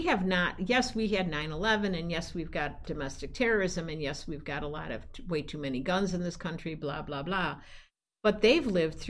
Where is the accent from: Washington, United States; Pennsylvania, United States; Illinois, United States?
Illinois, United States; Chicago; I grew up in Chicago. I rode the L and the subway my whole life.